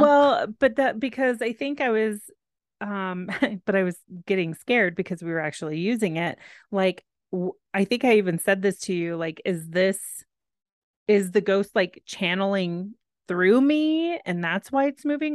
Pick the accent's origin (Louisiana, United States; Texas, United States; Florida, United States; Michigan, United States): Texas, United States; I am from Texas